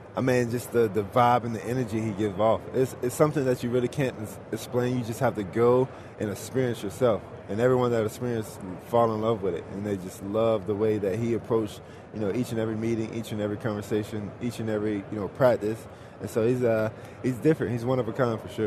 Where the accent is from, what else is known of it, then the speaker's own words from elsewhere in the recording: Georgia, United States; my home state, Georgia